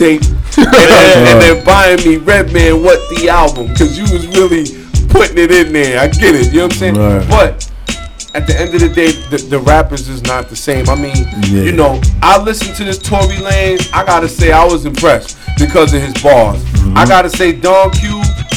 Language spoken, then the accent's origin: English; East Coast, United States; I was straight from the East Coast